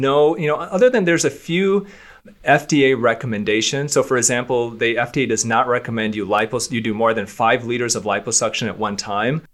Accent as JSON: {"language": "English", "region": "Michigan", "country": "United States", "tie": "born or raised there", "said": "I'm from Michigan as well. I'm from a small town of Michigan"}